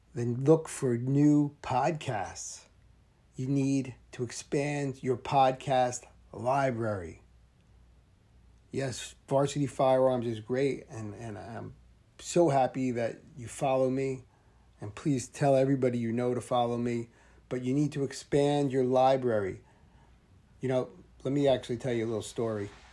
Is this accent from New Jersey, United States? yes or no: yes; New Jersey, United States; I'm from New Jersey